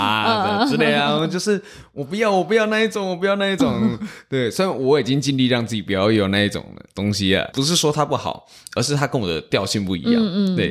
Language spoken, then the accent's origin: Chinese; Tainan, Taiwan; 对，我是台南人